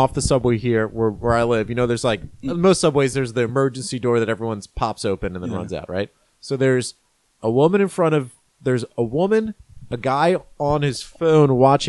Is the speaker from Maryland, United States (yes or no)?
yes; Maryland, United States; moved away; my regular home in Maryland when I grew up. I grew up in Maryland.